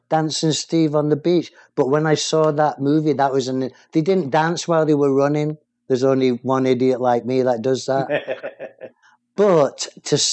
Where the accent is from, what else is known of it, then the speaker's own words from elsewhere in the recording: England, United Kingdom; confused English guy trying to talk American